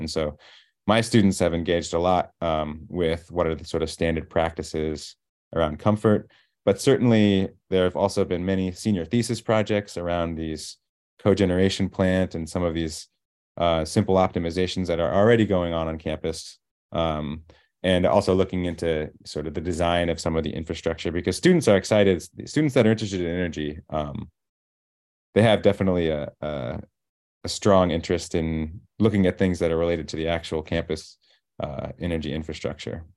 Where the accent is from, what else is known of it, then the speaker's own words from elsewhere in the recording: Iowa, United States; moved away as an adult; now in Princeton, United States; growing up in Iowa